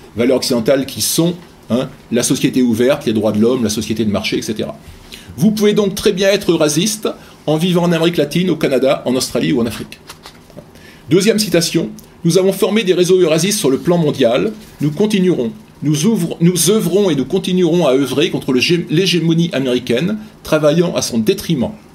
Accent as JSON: {"language": "French", "country": "France", "said": "en tant que Français ou Européens de l'Ouest"}